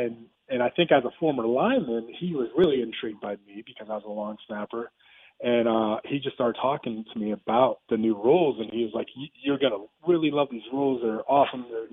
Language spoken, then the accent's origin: English; Pennsylvania, United States; moved away as an adult; also born or lived in California; growing up in Pennsylvania